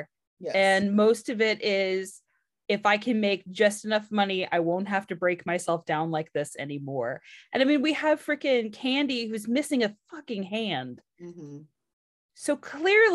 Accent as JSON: {"language": "English", "region": "California", "country": "United States", "said": "I'm from California"}